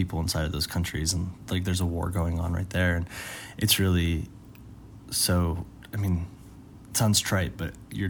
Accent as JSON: {"language": "English", "town": "Aurora", "region": "Colorado", "country": "United States", "tie": "born or raised there", "said": "where I grew up in Aurora"}